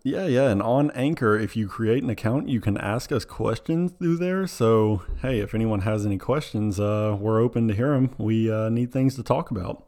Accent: Tennessee, United States; we're, we're from Tennessee

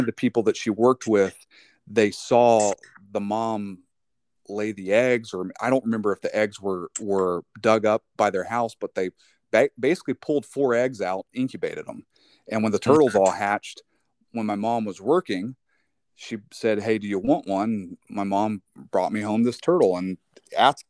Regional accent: North Florida, United States; when I was a kid, I grew up in Florida, in North Florida.

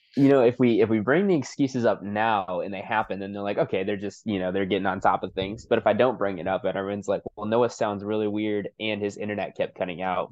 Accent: Wisconsin, United States; moved away; I'm originally from Wisconsin

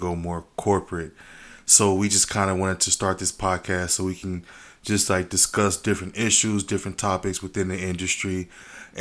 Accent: Los Angeles, California, United States; moved away as an adult; now in Las Vegas, United States; I'm from South Central Los Angeles. Now in Vegas, been out here for about 10 years

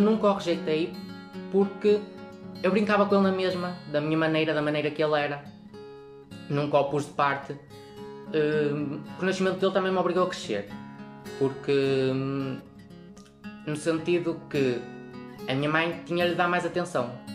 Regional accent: Lagares, Portugal; also born or lived in Pombeiro; sou de Lagares, mas estou no Centro Local de Pombeiro

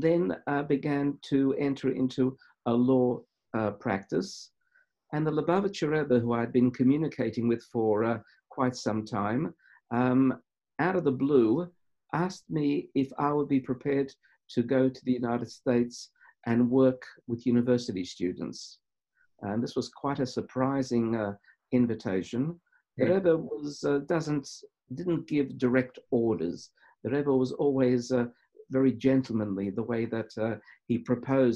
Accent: Krakow, Lesser Poland, Poland; I was born in Poland, in Krakow, in 1947

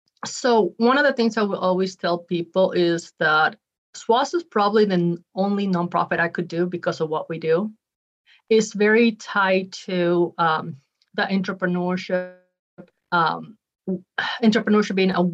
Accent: Utah, United States; also born or lived in Ecuador; So what's interesting about me is even though I'm born from Ecuador, basically have grown up mostly in Utah. So most of my life I've been in Utah.

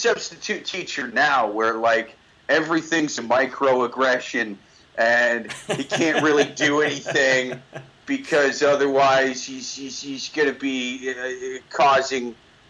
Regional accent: Midwest, United States; born there; I was born an atheist in the Midwest on a pile of bacon.

